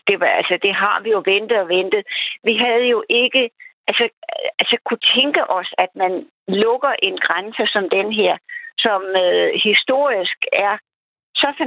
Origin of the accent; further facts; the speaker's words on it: Denmark; da jeg var dansker